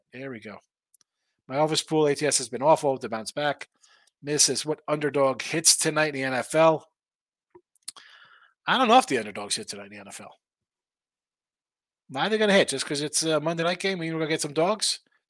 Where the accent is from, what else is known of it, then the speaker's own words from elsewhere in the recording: Atlanta, Georgia, United States; I'm from Atlanta.